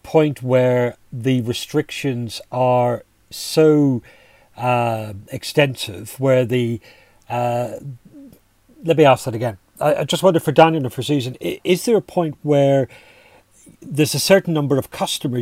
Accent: Strabane, Northern Ireland, United Kingdom; my hometown in Strabane and Northern Ireland

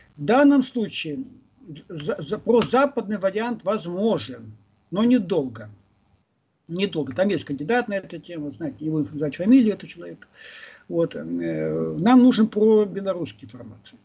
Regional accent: Vladivostok, Primorsky Krai, Russia; now in Moscow, Russia; вернулся на родину не, не историческую а реальную родину, я из Владивостока

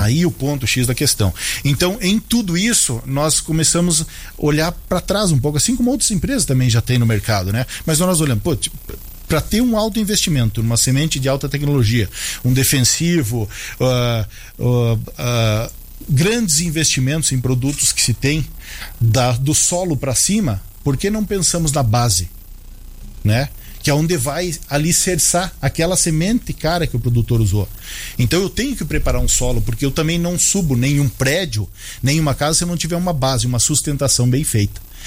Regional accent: Paraná, Brazil; now in Vacaria, Brazil; sou hum. natural hum. paranaense, hum. Eh, mas moro hoje em Vacaria, Rio Grande do Sul

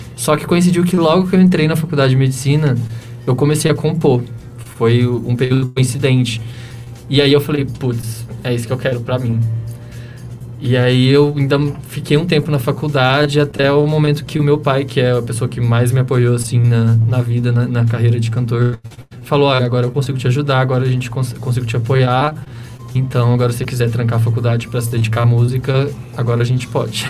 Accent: Sacramento, Minas Gerais, Brazil; now in São Paulo, Brazil; eu nasci em Sacramento, Minas Gerais, é lá no interior, na divisa com, São, com o estado de São Paulo, uma cidadezinha de 25 mil habitantes, bem pequenininha

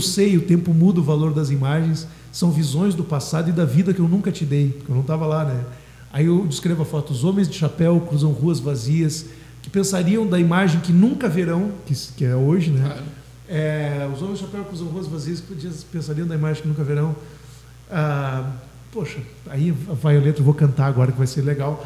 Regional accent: Dom Pedrito, Rio Grande do Sul, Brazil; moved away as an adult; now in Pelotas, Brazil; eu sou natural de Dom Pedrito

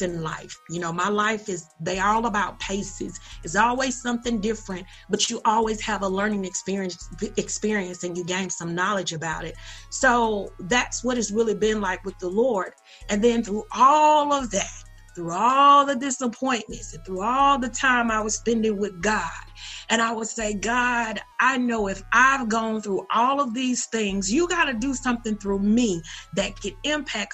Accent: Perry, Georgia, United States; born or raised there

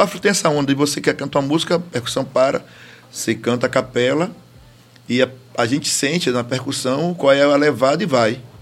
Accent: Salvador, Bahia, Brazil; já nascido e criado no Candial

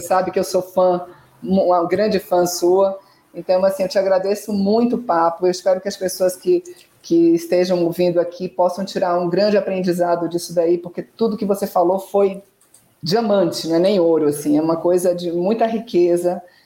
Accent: Salvador, Bahia, Brazil; eu que sou de Salvador

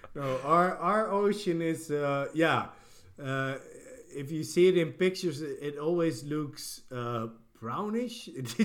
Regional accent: Gran Canaria, Canary Islands, Spain; moved away; I was born on the Canary Islands, on Gran Canaria, and there it's great.

